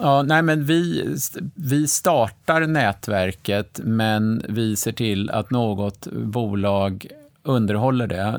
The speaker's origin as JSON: {"language": "Swedish", "town": "Stockholm", "region": "Stockholm County", "country": "Sweden", "tie": "born or raised there", "said": "jag är faktiskt född i Stockholm 1960"}